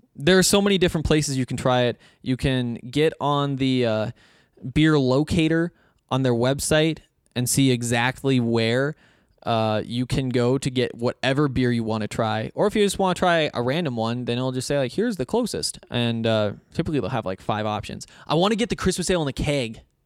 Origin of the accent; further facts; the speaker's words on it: Montana, United States; now in Colorado, United States; I'm from Montana